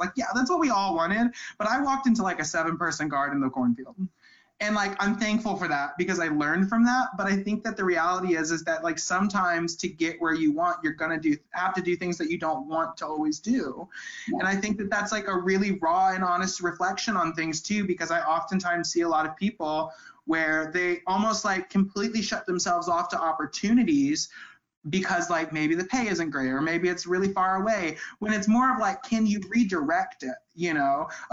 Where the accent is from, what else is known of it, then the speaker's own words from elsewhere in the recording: St. Louis, Missouri, United States; I'm from St. Louis.